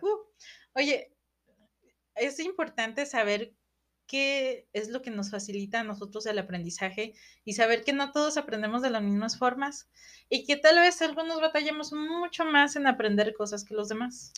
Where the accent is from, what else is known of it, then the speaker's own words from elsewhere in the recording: Mexico; como mexicanos